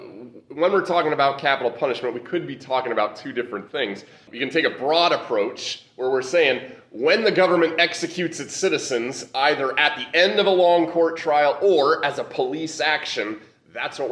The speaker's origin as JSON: {"language": "English", "region": "Nebraska", "country": "United States", "tie": "born or raised there", "moved": "yes", "said": "the congregation I was in back growing up in Nebraska"}